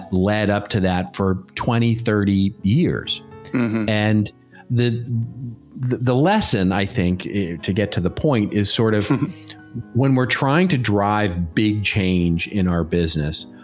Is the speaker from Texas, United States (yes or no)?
yes; Dallas, Texas, United States; now in Southern California, United States; my hometown of Dallas, Texas.